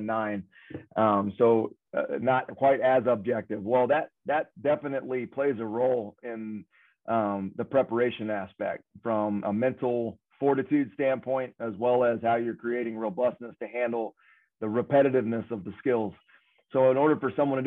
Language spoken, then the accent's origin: English; the South, United States; moved away as an adult; I'm from the South